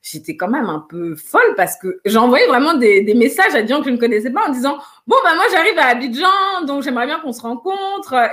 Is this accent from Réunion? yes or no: no; Guinea; J'ai commencé par la Guinée parce que je suis originaire de la Guinée en me disant, tu vas commencer par Conakry.